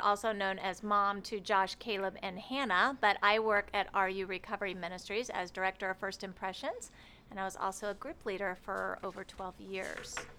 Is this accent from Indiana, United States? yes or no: yes; Cloverdale, Indiana, United States; moved away as an adult; now in Rockford, United States; I was born in Indianapolis, and I grew up in a little town called Cloverdale, not too far from here